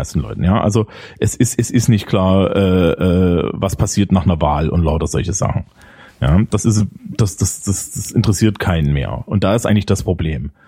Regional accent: Germany; ich bin Deutscher und logistische Probleme löse ich ordentlich.

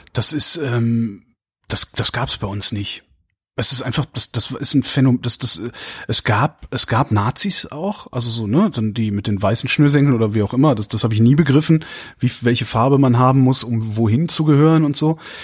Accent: Erftstadt, North Rhine-Westphalia, Germany; ich bin aufgewachsen im Rheinland. Also das ist in der Köln

